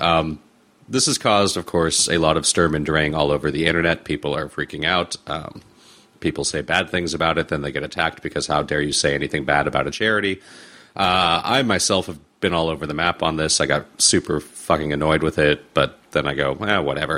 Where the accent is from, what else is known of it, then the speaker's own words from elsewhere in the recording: Los Angeles, California, United States; I grew up here in Los Angeles. I grew up here in Southern California